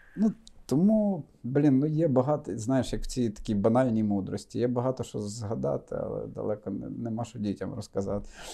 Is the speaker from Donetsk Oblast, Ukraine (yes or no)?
no; Rivne Oblast, Ukraine; moved away as an adult; also born or lived in Lutsk; now in Kyiv, Ukraine; я родом з Рівненщини, дружина з Волині